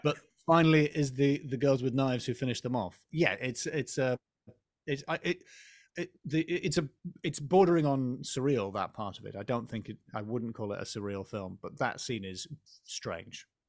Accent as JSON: {"language": "English", "region": "England", "country": "United Kingdom", "said": "as an English person"}